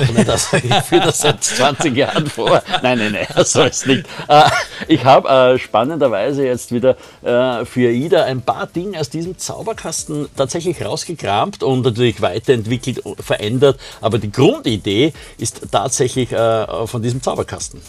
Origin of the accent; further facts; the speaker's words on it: Austria; bei uns in Österreich